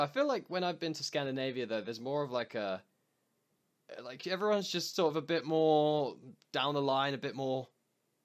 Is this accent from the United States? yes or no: no; England, United Kingdom; being English